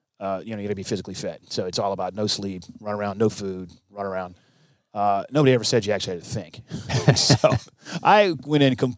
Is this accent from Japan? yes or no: yes; Okinawa, Japan; born there; I was born in Okinawa. Back then it was Camp Buckner. Now it's Buckner Hospital or something.